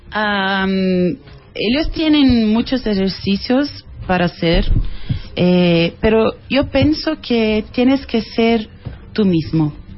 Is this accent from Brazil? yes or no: yes; Brazil; Spanish is a second language; fui la única actriz brasileña aprobada por el casting